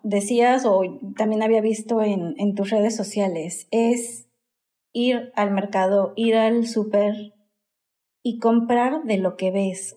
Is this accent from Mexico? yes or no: yes; Mexico